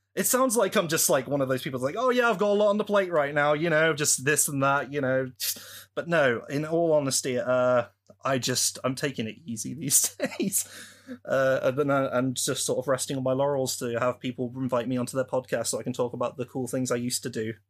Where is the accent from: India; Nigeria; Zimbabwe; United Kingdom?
United Kingdom; I'm a British person from the U K.